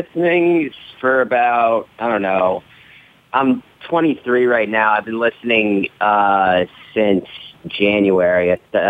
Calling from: Orlando, Florida, United States; from Orlando, Florida.

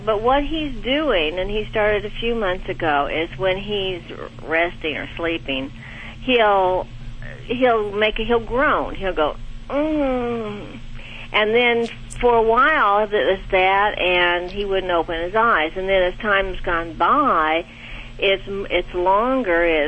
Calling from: Bentonville, Arkansas, United States; I'm calling from Bentonville, Arkansas

